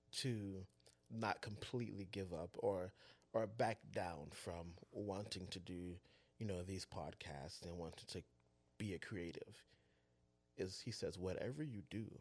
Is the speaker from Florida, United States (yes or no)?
yes; Miami, Florida, United States; also born or lived in Palatka, Florida; I am a native Floridian. I've been in Florida my whole life. I'm from Liberty City, Miami, Florida.